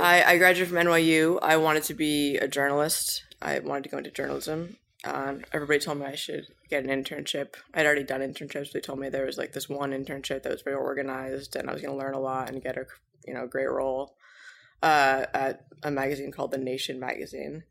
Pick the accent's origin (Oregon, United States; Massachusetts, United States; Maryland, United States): Massachusetts, United States; Cambridge; moved away as an adult; now in New York City, United States; I grew up in Cambridge, Massachusetts